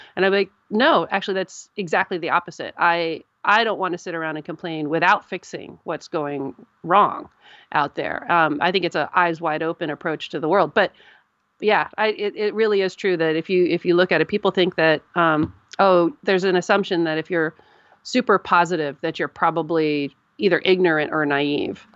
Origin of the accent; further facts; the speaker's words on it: United States; I'm an American